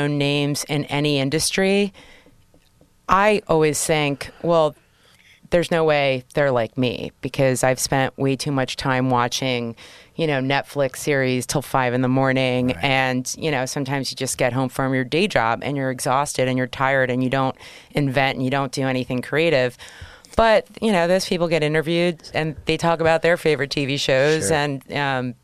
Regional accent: Spain; now in New York City, United States; I'm originally from Spain

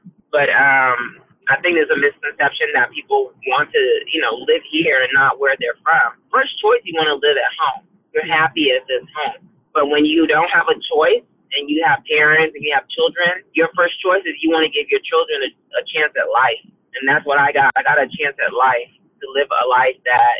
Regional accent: Liberia; now in Canada; You know, I grew up with that village. You know, I watched my parents come from nothing, and education was always key

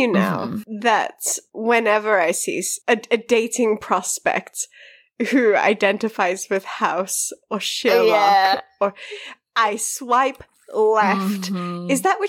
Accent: South Africa; I'm South African.

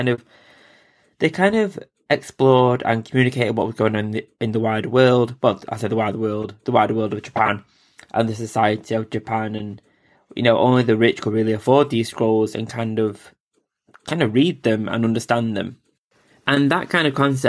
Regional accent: England, United Kingdom; I'm an English guy

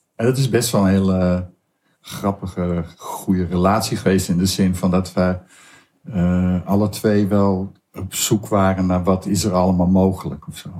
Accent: Hoeksche Waard, South Holland, Netherlands; born or raised there; also born or lived in Amsterdam

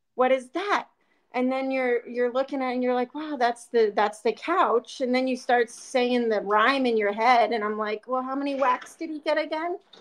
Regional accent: Pennsylvania, United States; now in Arizona, United States; I grew up in Pennsylvania

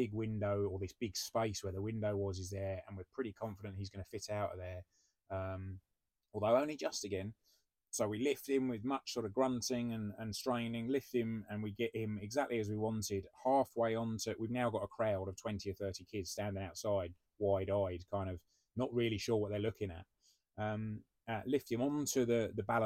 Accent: United Kingdom; we're British

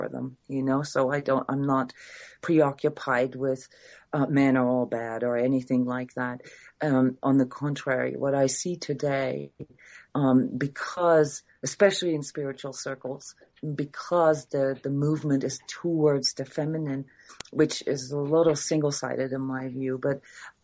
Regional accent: Iceland; I'm from Iceland

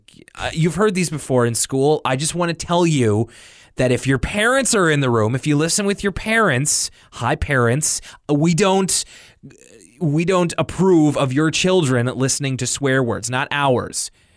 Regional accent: Chicago, Illinois, United States; I'm 24 from Chicago.

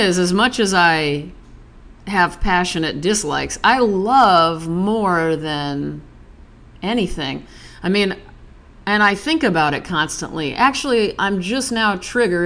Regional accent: Nebraska, United States; I'm from Nebraska

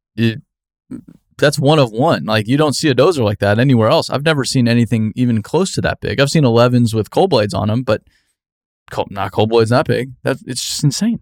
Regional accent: Arizona, United States; moved away; growing up in Arizona

